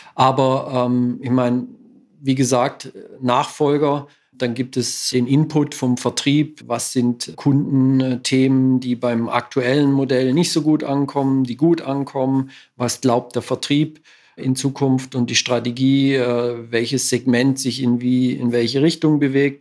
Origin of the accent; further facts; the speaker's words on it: Southern Black Forest, Baden-Württemberg, Germany; ich bin im Südschwarzwald aufgewachsen